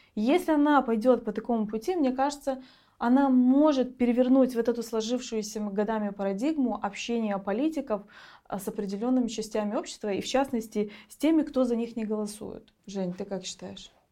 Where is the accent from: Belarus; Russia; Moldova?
Moldova; Gagauzia; я из Гагаузи, у меня не было никакой среды